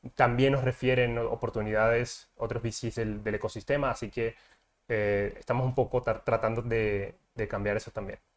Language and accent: Spanish; Colombia; moved away as an adult; now in Mexico; soy de Colombia, llevo ya aquí en México cinco años